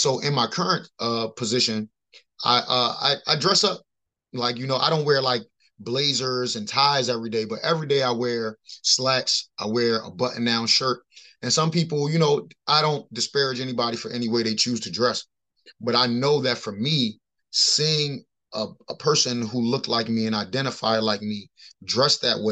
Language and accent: English; Baltimore, Maryland, United States; I grew up in Baltimore City